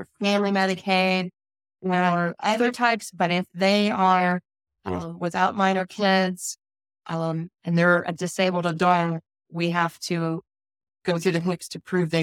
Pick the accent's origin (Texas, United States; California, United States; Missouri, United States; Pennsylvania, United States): Missouri, United States; moved away as an adult; also born or lived in Wisconsin / North Carolina; I grew up in mid-Missouri